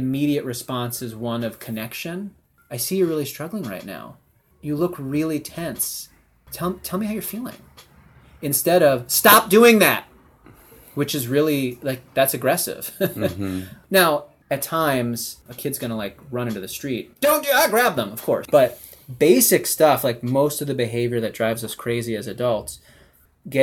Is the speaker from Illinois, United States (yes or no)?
yes; Evanston, Illinois, United States; now in San Francisco, United States; growing up in Evanston